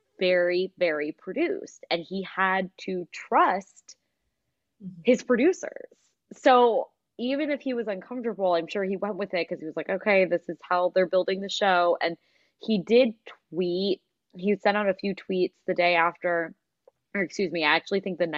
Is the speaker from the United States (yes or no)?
yes; Pennsylvania, United States; Alex and I grew up in Pennsylvania